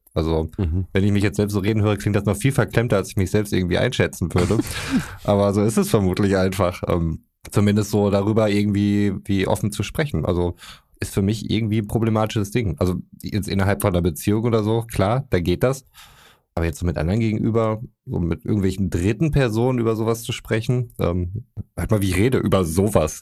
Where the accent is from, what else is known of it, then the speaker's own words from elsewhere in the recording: North Rhine-Westphalia, Germany; wir sind aus Westfalen